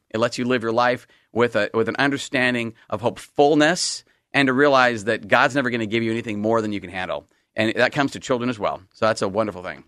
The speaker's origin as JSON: {"language": "English", "town": "Salem", "region": "Oregon", "country": "United States", "tie": "born or raised there", "also_born_or_lived": "East Coast", "said": "I grew up out in, I grew up in Salem"}